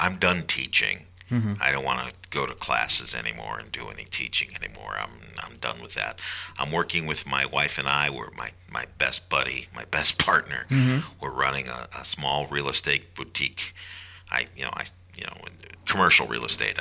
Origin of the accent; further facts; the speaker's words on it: Chicago, Illinois, United States; moved away; growing up in Chicago on the South Side